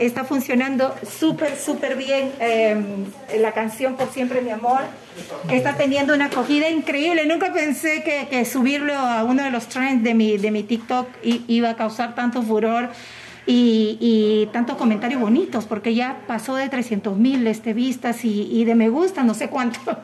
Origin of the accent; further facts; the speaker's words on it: Peru; como buena peruana que soy